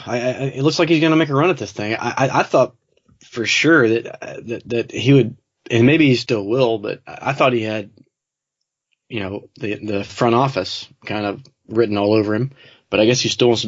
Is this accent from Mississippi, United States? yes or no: yes; Jackson, Mississippi, United States; I grew up around the Jackson area